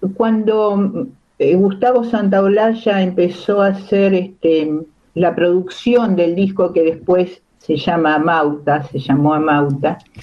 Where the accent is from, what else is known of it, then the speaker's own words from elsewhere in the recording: Baradero, Buenos Aires Province, Argentina; moved away; yo soy de Varadero, en Varadero no pasaba muchas cosas